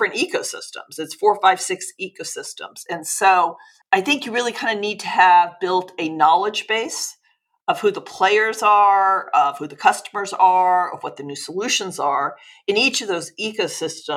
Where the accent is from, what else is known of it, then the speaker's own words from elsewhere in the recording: Los Angeles, California, United States; I'm originally from Los Angeles.